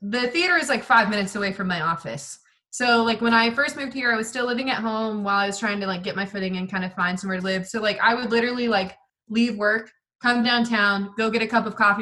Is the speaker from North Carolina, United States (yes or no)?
yes; Hendersonville, North Carolina, United States; I grew up here like in Hendersonville